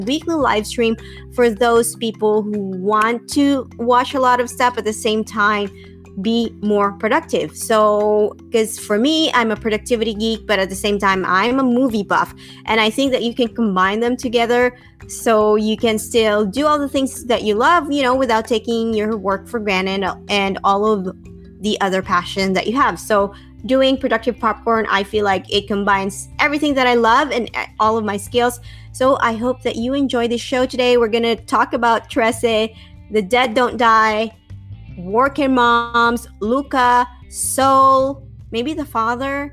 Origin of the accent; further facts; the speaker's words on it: Bacolod, Negros Occidental, Philippines; moved away; also born or lived in Manila; I grew up in Bacolod